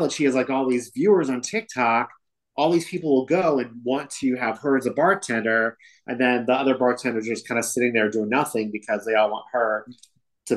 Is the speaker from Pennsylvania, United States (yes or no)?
no; New Jersey, United States; I'm a Jew from Jersey